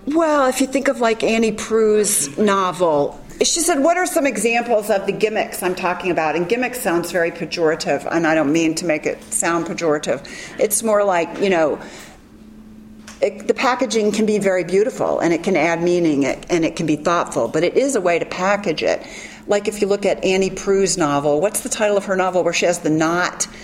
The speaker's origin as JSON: {"language": "English", "town": "Memphis", "region": "Tennessee", "country": "United States", "said": "I am from Memphis"}